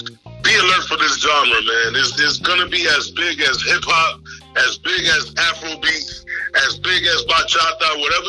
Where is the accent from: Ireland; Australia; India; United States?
United States; you got American-born Garifunas like us.